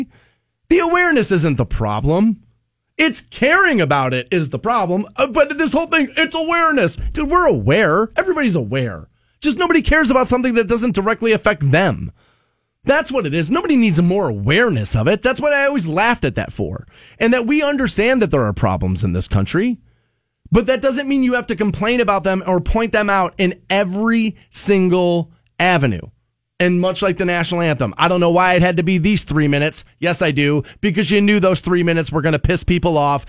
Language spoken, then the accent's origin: English; United States; I'm an American